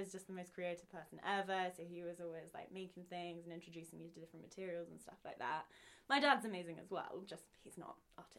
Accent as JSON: {"language": "English", "town": "Pangbourne", "region": "South East England", "country": "United Kingdom", "said": "So I'm from Pangbourne, which is a tiny little village outside of London. It's where Wind in the Willows was written. That's the famous thing about it. I mean, it was very rural."}